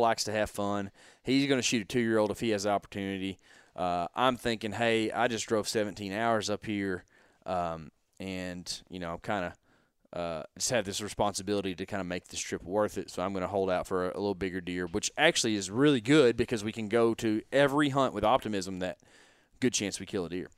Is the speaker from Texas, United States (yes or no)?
yes; Texas, United States; we're from Texas